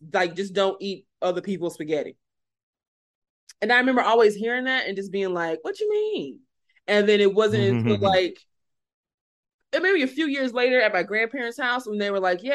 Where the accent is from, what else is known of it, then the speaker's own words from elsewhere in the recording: the South, United States; I'm from the South. I'm close to Louisiana. I'm not near it. I'm not in it, but I'm close to it.